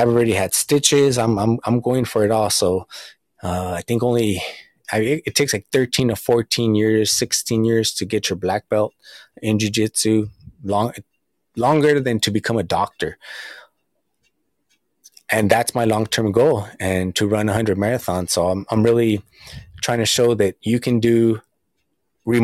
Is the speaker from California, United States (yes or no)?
yes; Southern California, United States; I'm from Southern California